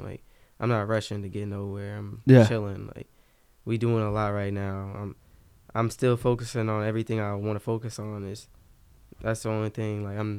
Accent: Germany; born there; Like, I was born in Germany and shit, so we went to, like, a couple European.

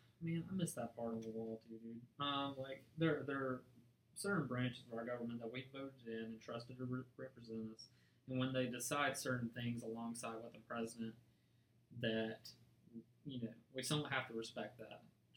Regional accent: United States; like I said, I love being American.

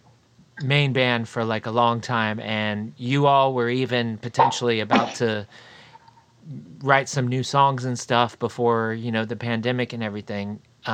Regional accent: Florida, United States; now in Indiana, United States; I grew up in Florida

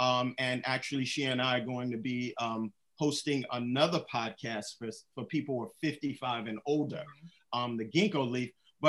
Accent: Brooklyn, New York, United States; when I was that guy from Bed-Stuy type of dude, I was jumping in and out of bed.

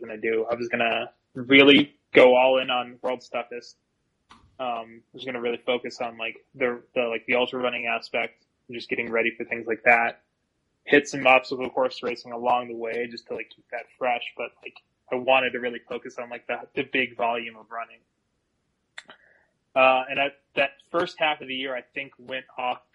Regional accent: Las Vegas, Nevada, United States; moved away as an adult; also born or lived in Milwaukee, Wisconsin / Eugene, Oregon; now in Colorado, United States; I lived in Las Vegas for minus, like, the 3 years that I had growing up in Milwaukee. Like, my entire life I was in Las Vegas.

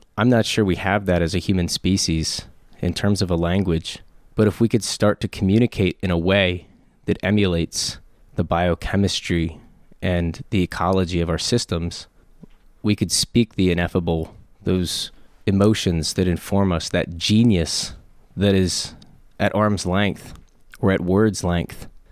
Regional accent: Harrisburg, Pennsylvania, United States; I'm from Harrisburg, born and raised.

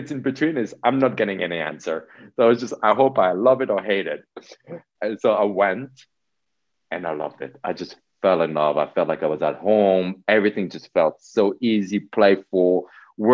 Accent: Switzerland; also born or lived in New York City; I was born in Switzerland from Polish parents. I grew up here

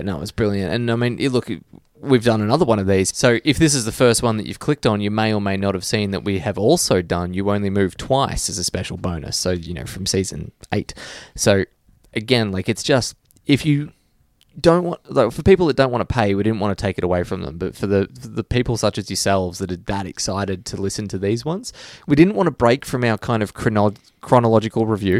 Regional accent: Australia; as an Australian

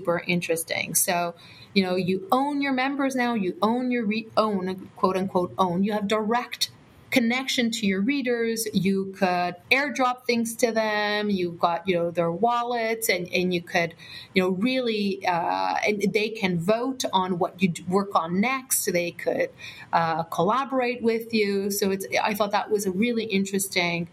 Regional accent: Canada; We're Canadian

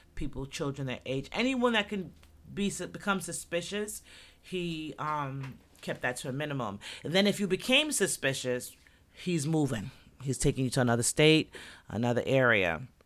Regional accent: New York, United States; also born or lived in Jamaica; I'm from New York, Jersey's right there, the tri-state area

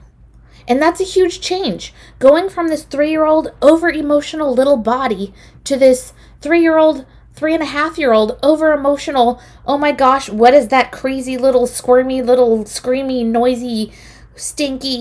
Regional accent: Newark, California, United States; I'm from Newark, California, and my parents enrolled me in a little program that Newark Days used to put on.

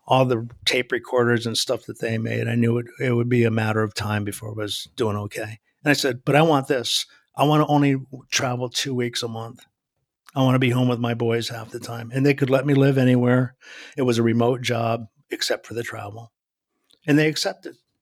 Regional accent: New England, United States; moved away as an adult; now in New Jersey, United States; I live in New Jersey now, but I grew up in New England

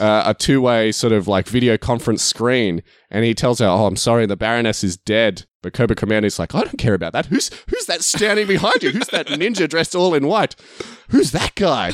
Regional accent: Australia; I'm Australian

